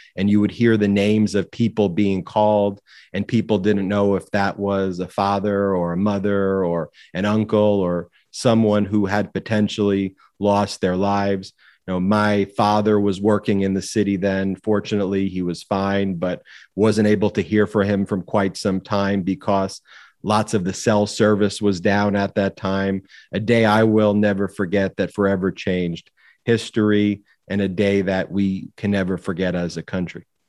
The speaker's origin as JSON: {"language": "English", "area": "Long Island", "region": "New York", "country": "United States", "tie": "born or raised there", "said": "my own story of growing up in Long Island, New York"}